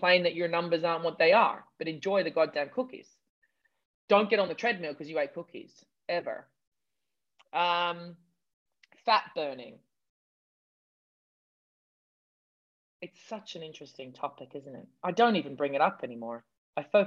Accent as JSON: {"language": "English", "country": "Australia", "said": "I'm such an Aussie"}